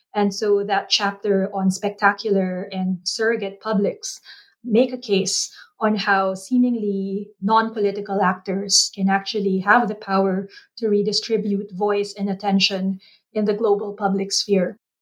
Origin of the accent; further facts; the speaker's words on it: Philippines; I'm Filipino, but I don't know the language